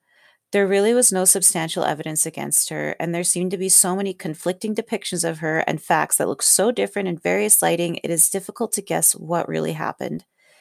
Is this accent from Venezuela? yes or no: no; Canada; I am Canadian